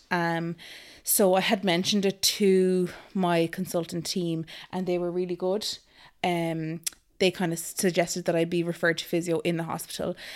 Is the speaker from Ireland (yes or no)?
yes; Naas, County Kildare, Ireland; Hi, everybody. Um … I am from Naas, and I have three gorgeous little kitties.